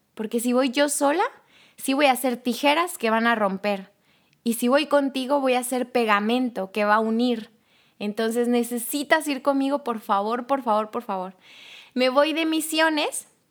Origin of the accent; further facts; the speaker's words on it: Tuxtla Gutiérrez, Chiapas, Mexico; yo soy de Tuxtla Gutiérrez, Chiapas